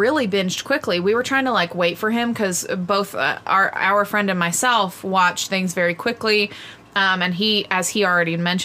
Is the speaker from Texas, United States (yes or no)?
yes; Texas, United States; I am from Texas